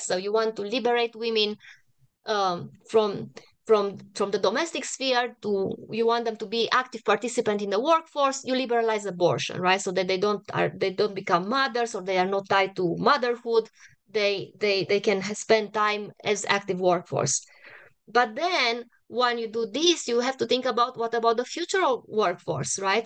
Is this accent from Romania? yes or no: yes; Cluj-Napoca, Cluj County, Romania; moved away as an adult; now in United States; I was born and raised in a really big, very cosmopolitan university in northern Romania. It's the biggest city in the northwestern part of Romania, the, the, the biggest city in Transylvania